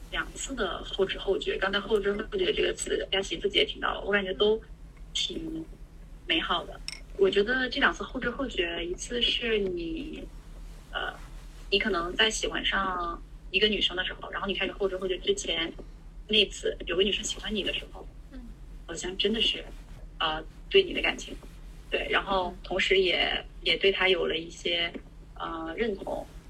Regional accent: Northeast China, China; 因为我是东北人嘛

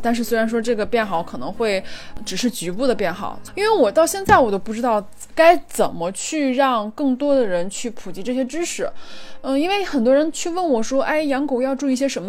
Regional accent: China; 像我们中国人

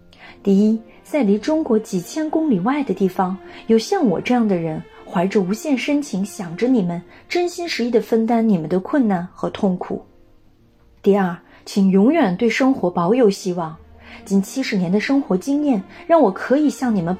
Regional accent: France; Chinese is a second language; 作为法国人，我的心跳节奏不但与法国同频，也和中国共振，那个我深爱的美丽的国度。

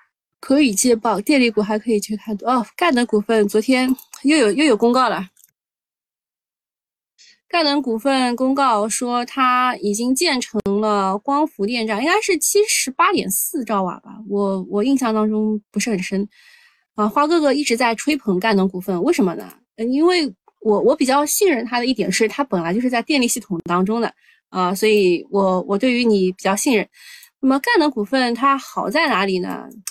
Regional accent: China; 呃，作为中国人，我们难道不应该为中国制造有信心？

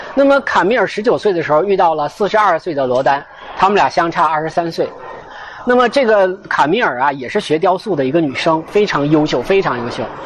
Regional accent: China; 我们人，中国人

